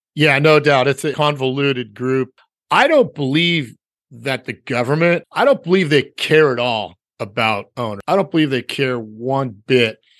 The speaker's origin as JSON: {"language": "English", "town": "Los Angeles", "region": "California", "country": "United States", "tie": "born or raised there", "said": "born and raised here"}